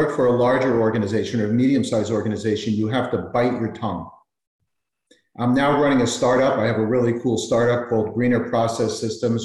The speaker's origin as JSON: {"language": "English", "town": "West Orange", "region": "New Jersey", "country": "United States", "tie": "born or raised there", "also_born_or_lived": "Millburn, New Jersey / Morristown, New Jersey", "said": "I grew up in West Orange, raised my kids in Millburn, New Jersey"}